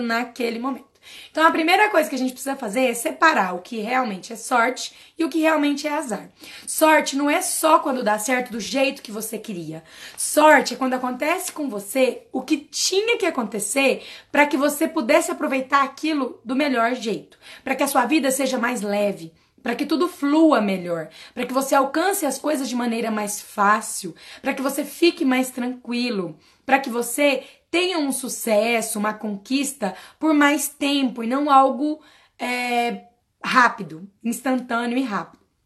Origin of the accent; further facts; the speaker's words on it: Quirinópolis, Goiás, Brazil; a primeira cidade era Quirinópolis, que era onde eu nasci